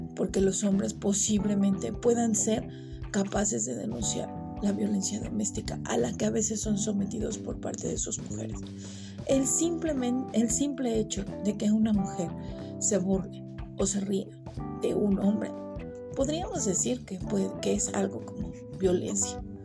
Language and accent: Spanish; Mexico; nosotros como, como ciudadanos mexicanos o como personas mexicanas